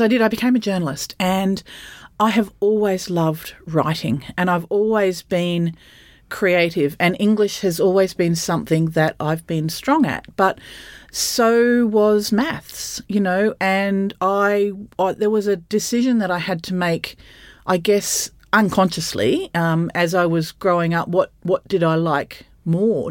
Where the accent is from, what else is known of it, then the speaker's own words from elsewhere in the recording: Bundaberg, Queensland, Australia; I grew up in Bundaberg